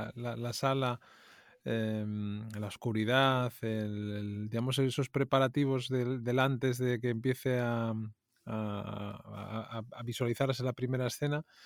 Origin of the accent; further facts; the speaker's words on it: Asturias, Spain; yo me siento más asturiano que otra cosa